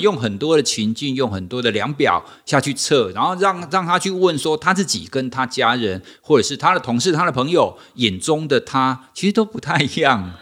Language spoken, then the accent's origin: Chinese; Taiwan; 我们就是国人嘛，我们都是台湾人嘛